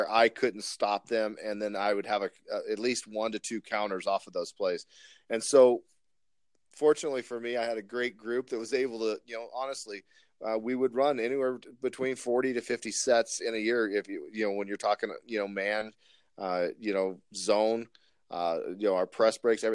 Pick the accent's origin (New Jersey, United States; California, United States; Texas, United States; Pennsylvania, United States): Texas, United States; now in Spokane Valley, United States; I grew up in Texas